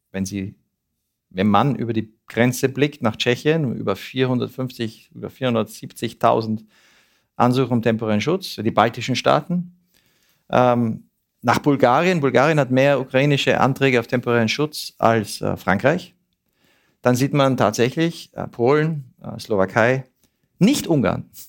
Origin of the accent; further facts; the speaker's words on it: Switzerland; Das wollen wir als Schweizer ja auch nicht, dass unsere Polizei sich so verhält.